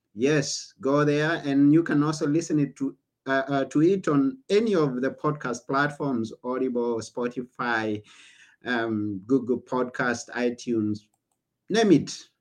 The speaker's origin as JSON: {"language": "English", "country": "Kenya", "moved": "yes", "lives_now": "Greece", "said": "I come from Kenya"}